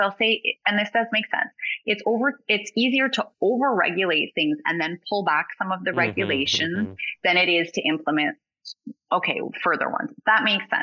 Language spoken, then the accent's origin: English; Alberta, Canada; I'm from Alberta